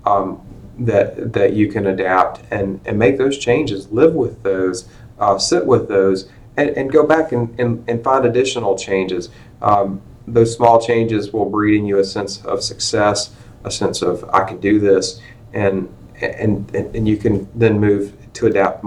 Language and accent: English; Rankin County, Mississippi, United States; I grew up down in Rankin County in the Southern Pine Electric Power Association